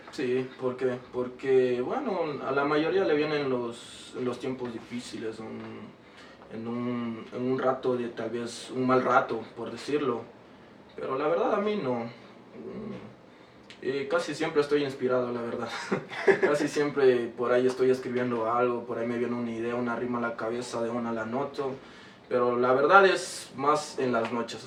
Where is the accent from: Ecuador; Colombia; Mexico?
Ecuador; Quito, Pichincha; also born or lived in Chota / Imbabura; Nací aquí en Quito